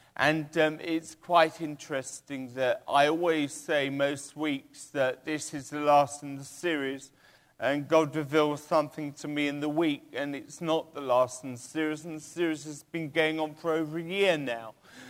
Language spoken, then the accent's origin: English; England, United Kingdom; born there; Well, I was born in England.